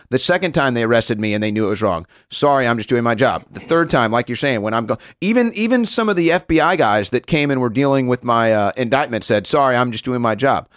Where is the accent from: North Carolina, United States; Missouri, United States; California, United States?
Missouri, United States; St. Louis; Saint Louis, Missouri, my hometown